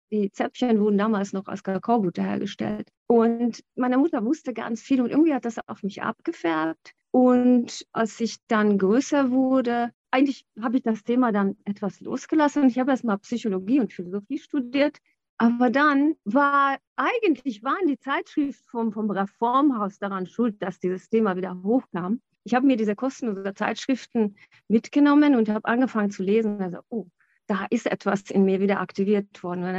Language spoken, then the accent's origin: German; Hungary; German is a second language; Ich bin in Ungarn aufgewachsen